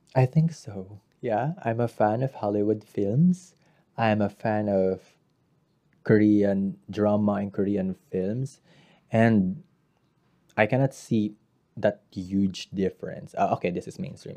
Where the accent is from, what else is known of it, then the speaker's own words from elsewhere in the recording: Central Luzon, Philippines; I am from Bulacan